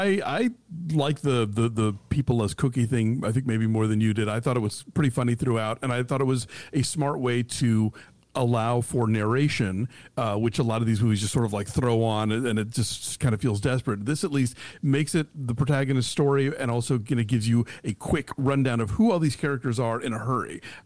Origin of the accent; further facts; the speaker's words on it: Maine, United States; It's like, my people, I'm from Maine, you know.